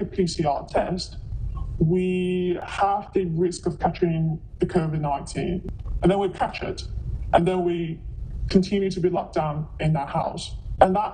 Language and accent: English; China; also born or lived in United Kingdom / Japan; I'm from China